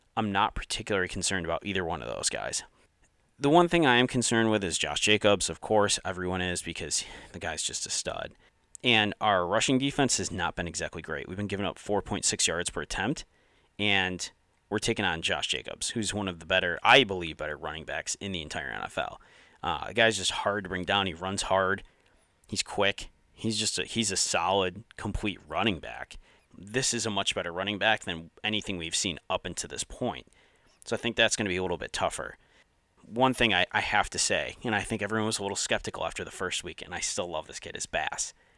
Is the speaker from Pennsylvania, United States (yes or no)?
no; Syracuse, New York, United States; moved away; I'm originally from Syracuse